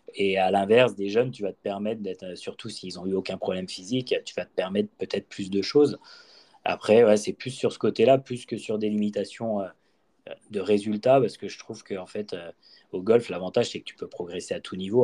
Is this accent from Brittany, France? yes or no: yes; Brittany, France; also born or lived in Bordeaux; je viens quand même de Bretagne